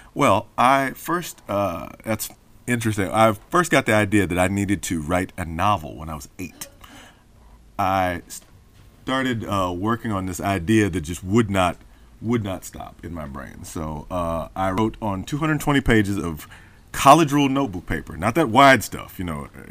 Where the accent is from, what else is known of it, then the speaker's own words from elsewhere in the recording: Memphis, Tennessee, United States; I grew up in Memphis